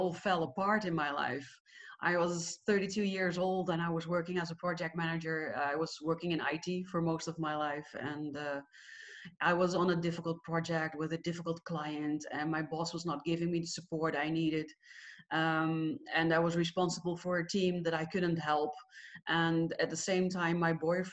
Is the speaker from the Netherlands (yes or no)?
yes; Netherlands; I am Dutch. I'm from the Netherlands.